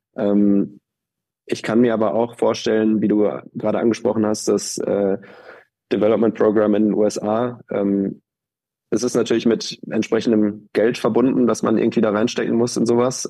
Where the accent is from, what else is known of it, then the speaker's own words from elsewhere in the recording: Germany; als Deutscher